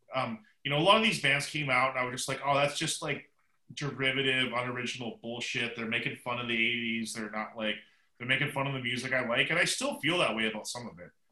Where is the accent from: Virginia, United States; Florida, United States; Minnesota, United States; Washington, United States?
Washington, United States; Seattle; born or raised there